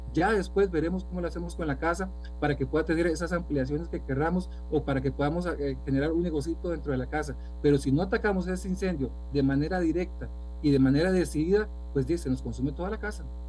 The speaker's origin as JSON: {"language": "Spanish", "country": "Costa Rica", "said": "como, costarricense"}